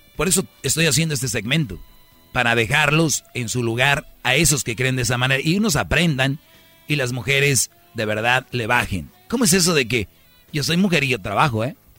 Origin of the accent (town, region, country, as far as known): San Nicolás de los Garza, Nuevo León, Mexico; born or raised there